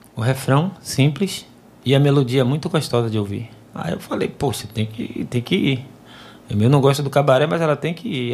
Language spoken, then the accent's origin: Portuguese; Nazaré, Bahia, Brazil; moved away as an adult; now in Salvador, Brazil; na minha cidade natal, Nazaré das Farinhas